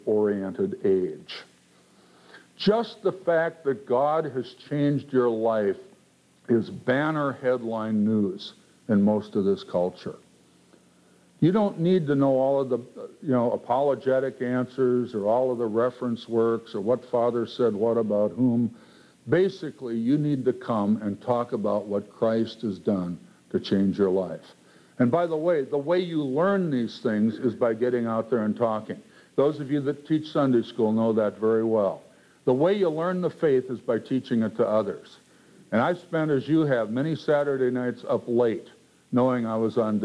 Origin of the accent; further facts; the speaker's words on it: Minneapolis, Minnesota, United States; my hometown, Minneapolis